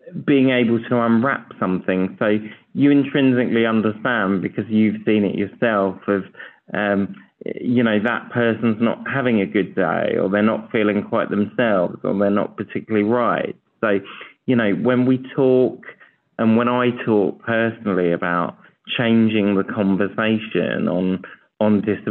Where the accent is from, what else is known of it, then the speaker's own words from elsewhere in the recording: United Kingdom; I'm really, really proud to be a British man